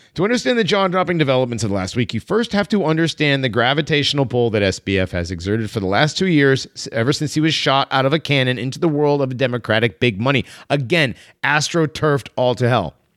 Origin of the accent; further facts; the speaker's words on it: Connecticut, United States; I'm from Connecticut